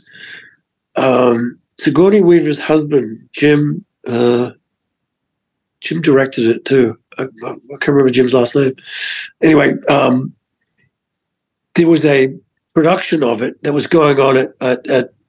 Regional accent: Adelaide, South Australia, Australia; moved away as an adult; now in United States; I was born in Australia, but, you know, like I've lived here my whole adult life

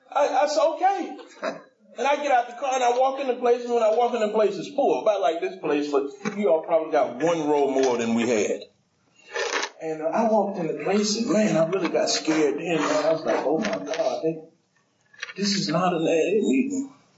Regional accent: Decatur, Georgia, United States; I came from Decatur to I guess that's Stone Mountain, maybe Tucker.

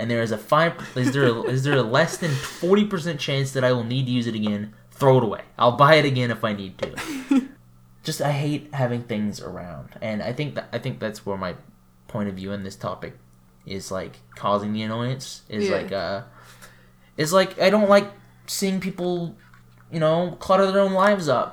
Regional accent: Florida, United States; now in Canada; I grew up in Florida in a pretty rural area

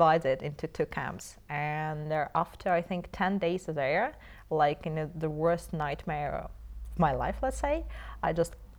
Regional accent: Moscow, Russia; I was born in Moscow.

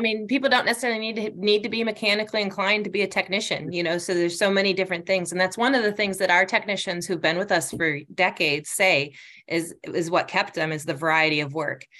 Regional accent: Northport, Michigan, United States; moved away as an adult; I grew up in Northport, which is north of Traverse City

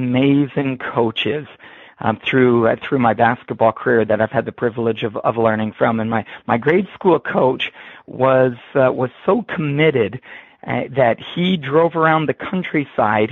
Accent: Harrow, Ontario, Canada; also born or lived in Waterloo, Ontario; I grew up just across the border from Detroit, Michigan, in the small town of Harrow, Ontario, Canada.

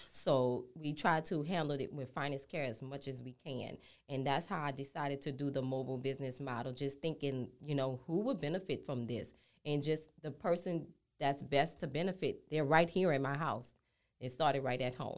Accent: New Orleans, Louisiana, United States; moved away as an adult; now in Houston, United States; I'm born and raised in New Orleans

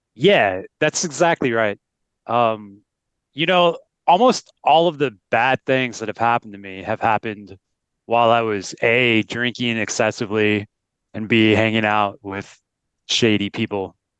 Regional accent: United States; moved away as an adult; we're both American, and so we've seen, I haven't been in the U S for eight years

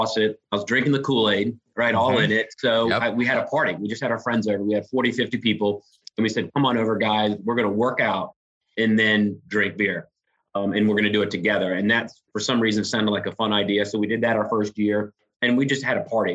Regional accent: Raleigh, North Carolina, United States; moved away as an adult; now in Charlotte, United States; I grew up in Raleigh, not too far away. So I'm a North Carolina guy

